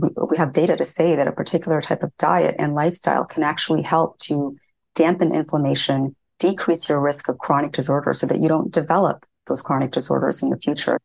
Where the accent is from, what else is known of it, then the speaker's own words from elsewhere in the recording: Indiana, United States; So I grew up in Indiana, in a small town in Indiana